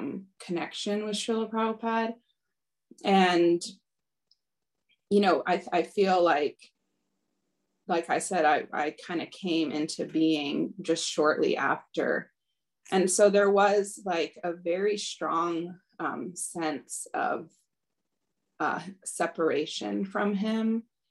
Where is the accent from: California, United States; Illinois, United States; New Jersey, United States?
California, United States; Los Angeles; born there; So I was born in the Los Angeles temple, New Dwarka